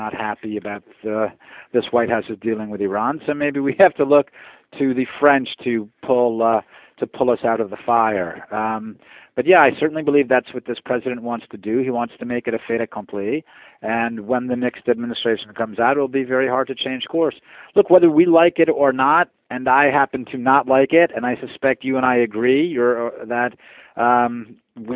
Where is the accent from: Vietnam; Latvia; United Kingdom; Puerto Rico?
Puerto Rico; now in United States; I was born in Puerto Rico, actually.